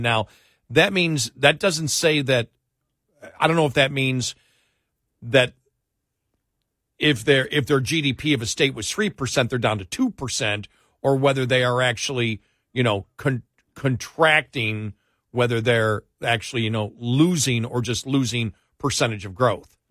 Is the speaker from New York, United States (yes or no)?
yes; New York, United States; I'm from New York